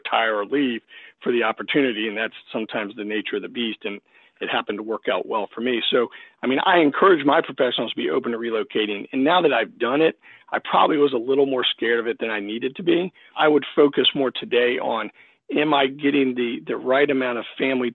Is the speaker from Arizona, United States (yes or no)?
no; Williamsburg, Virginia, United States; moved away as an adult; now in New Jersey, United States; I was from the Williamsburg, Virginia area in general, and my wife was, and we had all our roots are very, very deep in that area.